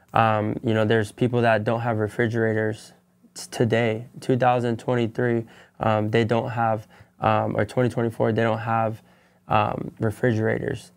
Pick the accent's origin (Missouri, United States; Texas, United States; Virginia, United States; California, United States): California, United States; San Bernardino County; moved away as an adult; now in Los Angeles County, United States; I come from San Bernardino County